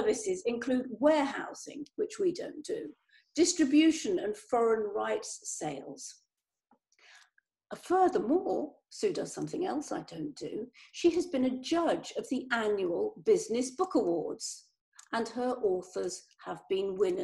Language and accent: English; United Kingdom; we're the same sort of age, we're British